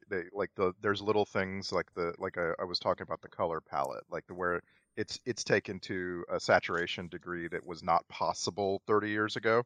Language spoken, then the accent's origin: English; United States; middle class, white American